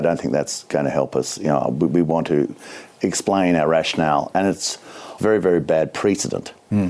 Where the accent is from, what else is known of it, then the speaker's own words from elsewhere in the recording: Australia; as an Australian citizen